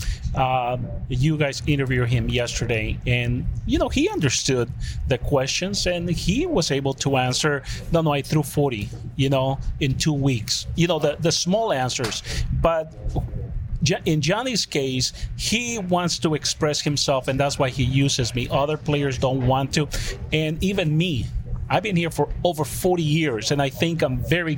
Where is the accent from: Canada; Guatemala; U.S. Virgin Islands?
Guatemala; moved away; I'm from Guatemala